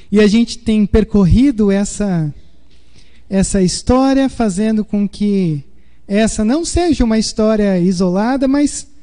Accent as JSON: {"language": "Portuguese", "town": "Porto Alegre", "region": "Rio Grande do Sul", "country": "Brazil", "also_born_or_lived": "Pedrinhas", "said": "quando a gente mudou de Porto Alegre para Pedrinhas, foi uma chavinha que virou e aí num novo começo, né, numa nova oportunidade de vida."}